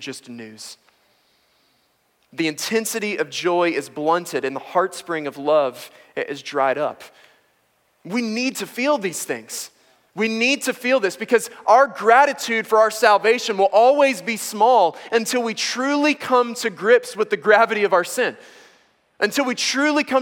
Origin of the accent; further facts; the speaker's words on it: United States; I am both an American and a male